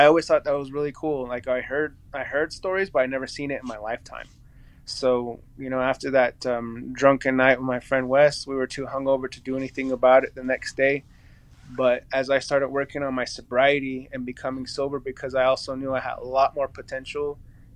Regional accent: Chuska Mountains, north of Gallup, New Mexico, United States; coming from the Cheska Mountains, which is north of Gallup. That's where I grew up.

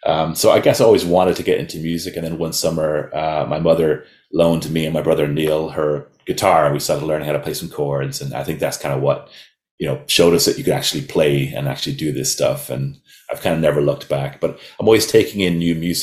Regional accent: Dalkey, Leinster, Ireland; moved away as an adult; also born or lived in west of Ireland / Kildare; now in New York, United States; since the mid-80s, I grew up in a small town on the sea called Dalkey

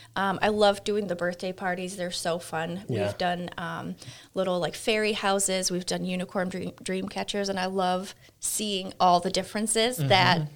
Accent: England, United Kingdom; I'm from England. I don't know my U.S. geography very well.

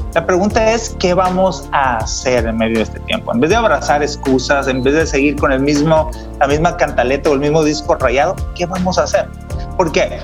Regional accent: Mexico; moved away as an adult; now in San Diego, United States; como mexicanos

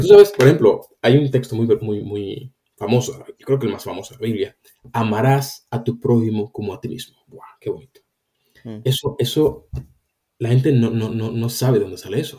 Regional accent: Dominican Republic; also born or lived in Spain; now in London, United Kingdom; si yo soy cristiano y, estoy en la República Dominicana, donde yo nací

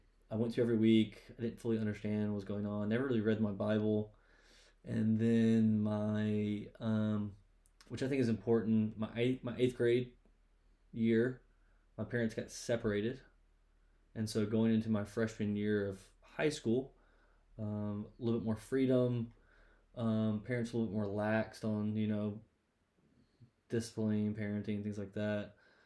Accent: Rock Hill, South Carolina, United States; I am from the booming metropolis, Rock Hill, South Carolina

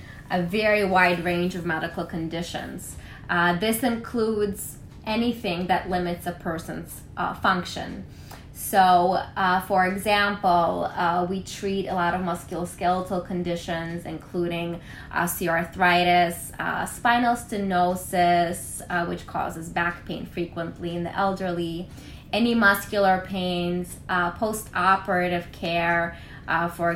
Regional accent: New York, United States; also born or lived in Kirksville, Missouri; I then returned to New York, where I am originally from

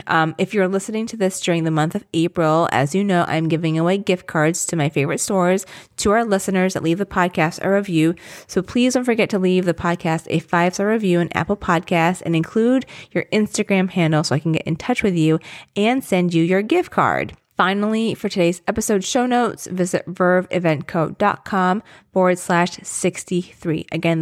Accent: Philippines; and I'm Filipino, obviously, and I'm obsessed with the ube macarons.

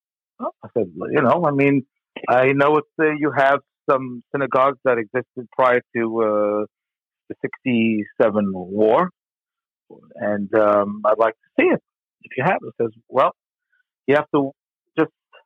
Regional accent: United States; I'm just a Jew. I'm an American

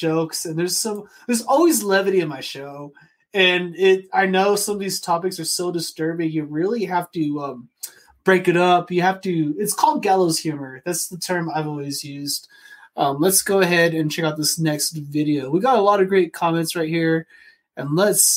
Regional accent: Phoenix, Arizona, United States; I grew up in Phoenix in like from 92 to 98 with a single mother and my two twin sisters

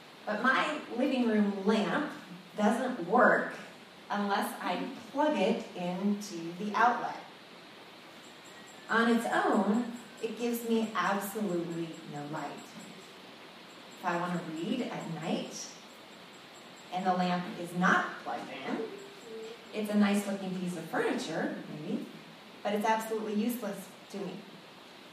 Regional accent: Sunnyvale, California, United States; I was growing up in Sunnyvale at the time

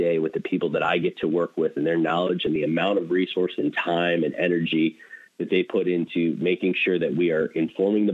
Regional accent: Erie, Pennsylvania, United States; now in Toledo, United States; I grew up in Erie, Pennsylvania.

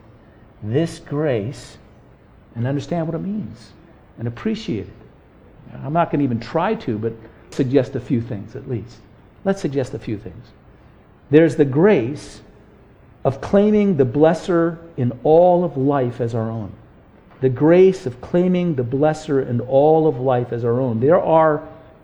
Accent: United States

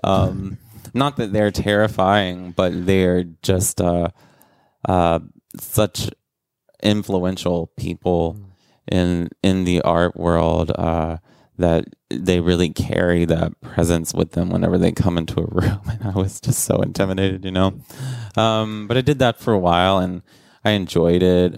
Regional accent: rural South Carolina, United States; moved away as an adult; also born or lived in Atlanta; now in New York City, United States; I grew up in rural South Carolina

